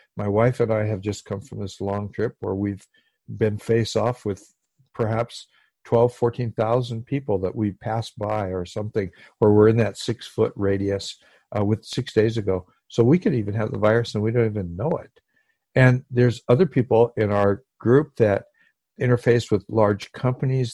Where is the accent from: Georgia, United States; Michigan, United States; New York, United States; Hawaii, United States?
Hawaii, United States; I come from Hawaii where people are loving and they hug each other a lot